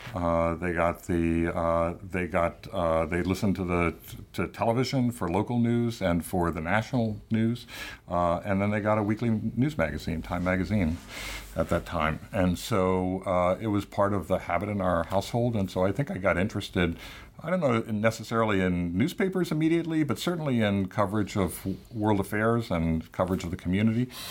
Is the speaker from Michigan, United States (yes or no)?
no; Tampa, Florida, United States; moved away; my hometown newspaper in Tampa, Florida.